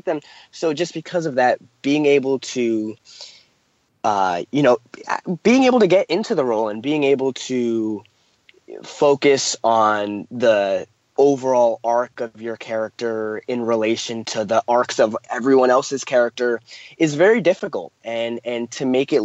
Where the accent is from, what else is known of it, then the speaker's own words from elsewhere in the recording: Los Angeles, California, United States; I'm from Los Angeles, California